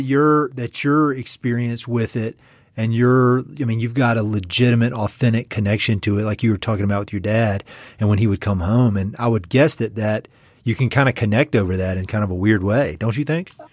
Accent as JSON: {"language": "English", "region": "East North Carolina", "country": "United States", "also_born_or_lived": "Jackson Hole, Wyoming", "moved": "as an adult", "said": "I'm from North Carolina. I'm from East North Carolina"}